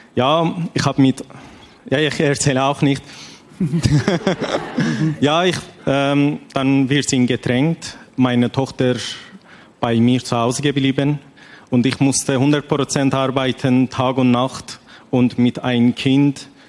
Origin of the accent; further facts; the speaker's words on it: Iran; German is a second language; moved away as an adult; now in Switzerland; ich komme aus dem Iran